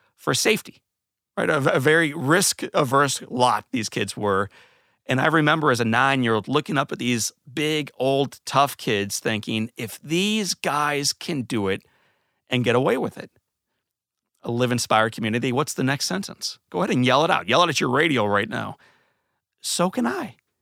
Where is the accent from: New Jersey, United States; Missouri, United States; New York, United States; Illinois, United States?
Missouri, United States; St. Louis; When I was a kid, I grew up in Saint Louis, Missouri